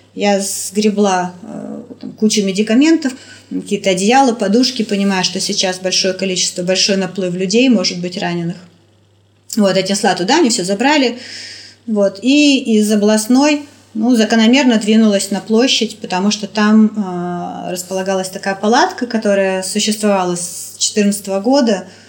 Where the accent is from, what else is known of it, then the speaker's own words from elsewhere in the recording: Kharkiv, Kharkiv Oblast, Ukraine; moved away as an adult; now in Moscow, Russia; Я украинка. Я выросла, я родилась в Харькове, я выросла в Харькове, я закончила Харьковский университет